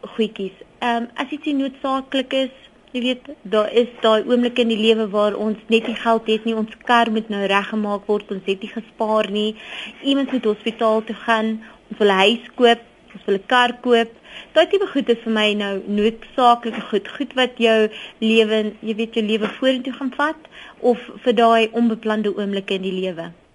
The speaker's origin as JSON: {"language": "Afrikaans", "country": "South Africa", "said": "As Suid-Afrikaners"}